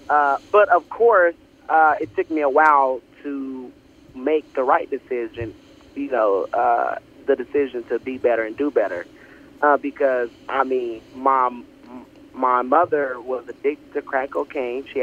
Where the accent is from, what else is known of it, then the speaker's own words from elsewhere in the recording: Oklahoma City, Oklahoma, United States; also born or lived in Texas; born and raised. Uh, I've lived in Texas and uh, yes, I'm from Oklahoma, and I love it. You know, it's one of the best states out there. It's the heartland.